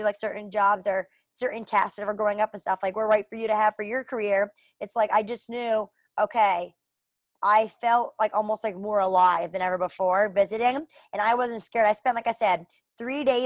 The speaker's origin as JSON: {"language": "English", "town": "Burlington", "region": "Vermont", "country": "United States", "said": "I'm from Burlington, Vermont"}